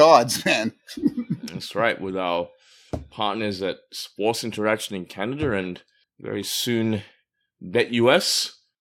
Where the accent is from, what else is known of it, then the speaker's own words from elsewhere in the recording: Perth, Western Australia, Australia; moved away; also born or lived in Melbourne / Brisbane; I grew up in Perth, but I also lived in Melbourne and Brisbane.